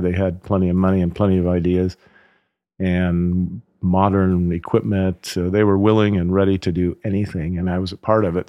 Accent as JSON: {"language": "English", "town": "Oakland", "region": "California", "country": "United States", "moved": "as an adult", "lives_now": "Napa Valley, United States", "said": "I was from Oakland, basically. So I'd never lived in, in the country"}